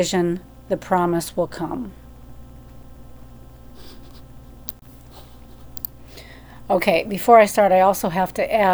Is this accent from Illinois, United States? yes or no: no; Minnesota, United States; moved away; also born or lived in Fargo, North Dakota; I'm from Minnesota.